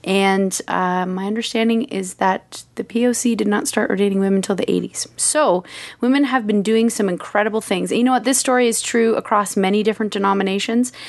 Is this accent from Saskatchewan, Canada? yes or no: no; Kitchener, Ontario, Canada; I'm from K W.